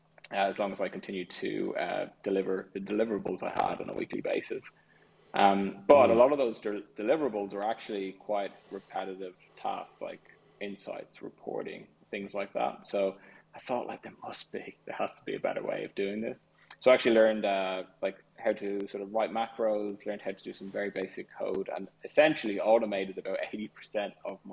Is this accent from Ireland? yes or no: yes; Clontarf, Leinster, Ireland; now in London, United Kingdom; I loved it there. I mean, I originally was in Griffith Avenue for about 12 years or so, and then we moved to Clontarf.